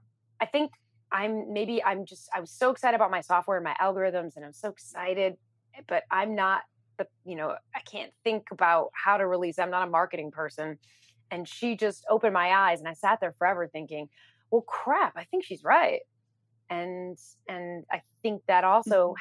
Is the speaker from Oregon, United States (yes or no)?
no; New York City, New York, United States; I'm a New Yorker